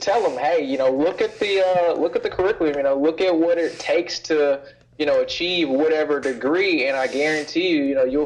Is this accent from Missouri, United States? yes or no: yes; Kansas City, Missouri, United States; moved away as an adult; I'm originally from Kansas City, Missouri. I spent 18 years of my life there, from first born all the way up until it was time for me to go off to college